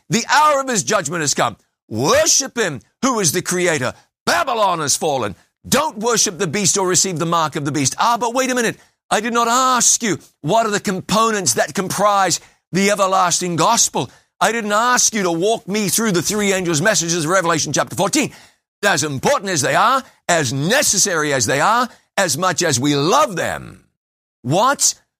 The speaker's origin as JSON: {"language": "English", "region": "Waikato River confluence with Waipa", "country": "New Zealand", "tie": "born or raised there", "moved": "yes", "said": "I grew up basically on the banks of the Waikato River"}